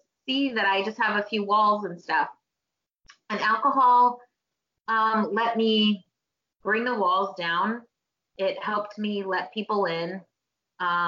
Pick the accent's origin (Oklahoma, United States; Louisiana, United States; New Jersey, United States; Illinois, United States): Oklahoma, United States; I was born in Oklahoma